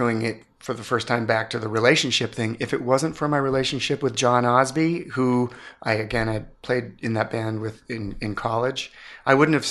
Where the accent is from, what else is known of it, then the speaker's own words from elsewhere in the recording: Ames, Iowa, United States; I grew up in Ames, Iowa